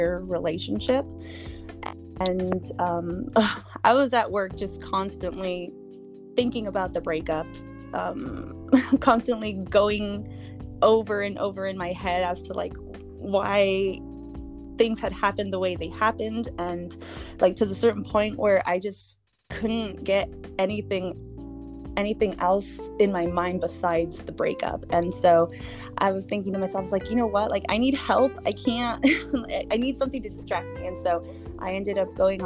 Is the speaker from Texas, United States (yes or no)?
no; Watsonville, California, United States; I am from Watsonville, California